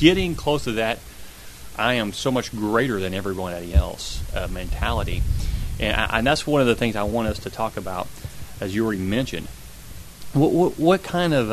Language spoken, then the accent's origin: English; Kentucky, United States; I was born in Kentucky